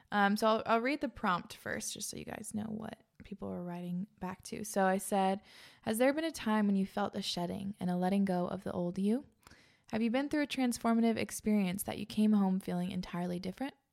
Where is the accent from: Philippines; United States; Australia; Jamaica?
United States; East Coast; I grew up on the East Coast.